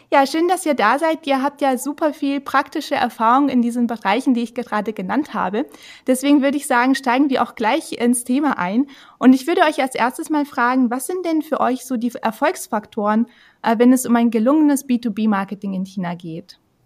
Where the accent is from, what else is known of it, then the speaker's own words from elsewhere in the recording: Germany; bei uns in Deutschland